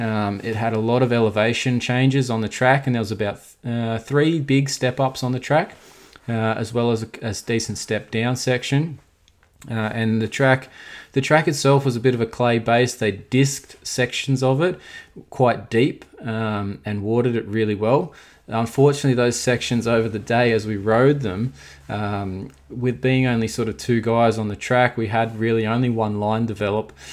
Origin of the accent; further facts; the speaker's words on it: Australia; as an Australian